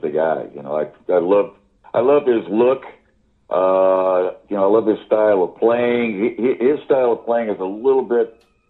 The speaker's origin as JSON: {"language": "English", "country": "United States", "moved": "as an adult", "lives_now": "London, United Kingdom"}